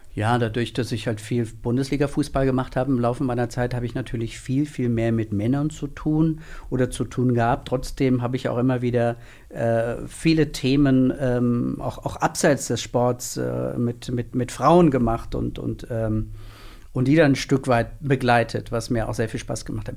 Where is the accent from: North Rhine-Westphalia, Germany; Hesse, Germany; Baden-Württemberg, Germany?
Hesse, Germany; Northern; moved away as an adult; also born or lived in Mainz; ich komme gebürtig aus Nordhessen